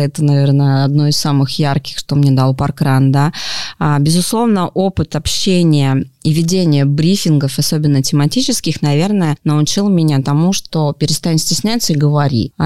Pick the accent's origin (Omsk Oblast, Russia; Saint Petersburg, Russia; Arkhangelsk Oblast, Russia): Omsk Oblast, Russia; Omsk; now in Moscow, Russia; Это мой родной город